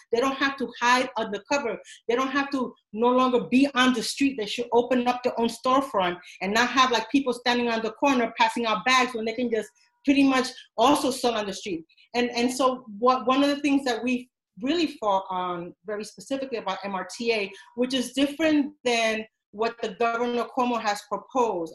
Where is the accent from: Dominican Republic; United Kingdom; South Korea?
Dominican Republic; English is a second language; now in New York City, United States; I am an immigrant from the Dominican Republic, and um, I come from a huge family. And I was the first person to learn English